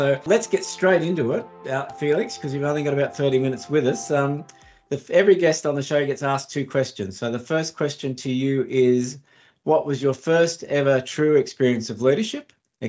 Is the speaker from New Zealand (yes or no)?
no; Australia; I grew up in Australia, but my ancestors were first fleeters.